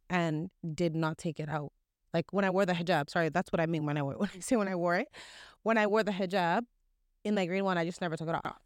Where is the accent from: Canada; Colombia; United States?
Canada; especially within Canada, there's not much of an Islamic environment